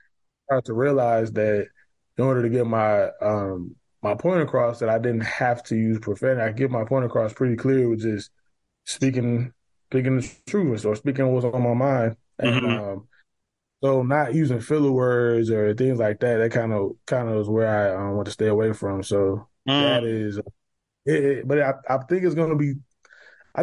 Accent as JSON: {"language": "English", "town": "Chicago", "region": "Illinois", "country": "United States", "also_born_or_lived": "Washington, D.C.", "moved": "yes", "said": "I'm from Chicago, actually. So I'm not originally from D.C."}